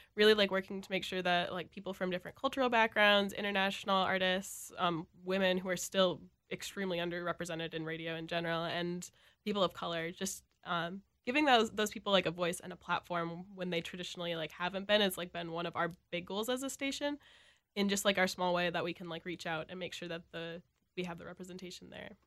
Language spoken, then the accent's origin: English; Elk River, Minnesota, United States; now in Minneapolis, United States; I'm from, like, the North Metro in Elk River.